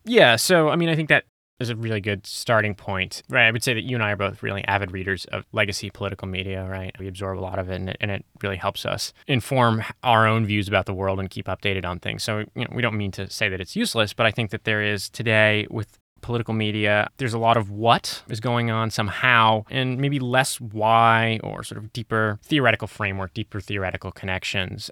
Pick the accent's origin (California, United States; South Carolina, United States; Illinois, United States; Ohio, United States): California, United States; Santa Monica; I'm from Santa Monica, California, which is where we are